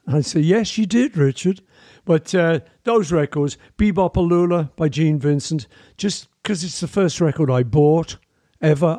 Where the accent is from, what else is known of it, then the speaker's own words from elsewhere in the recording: Liverpool, North West England, United Kingdom; I grew up in Liverpool with an amazing family